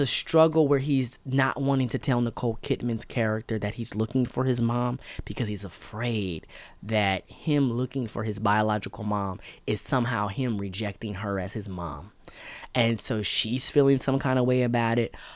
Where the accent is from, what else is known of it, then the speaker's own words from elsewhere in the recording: United States; as African American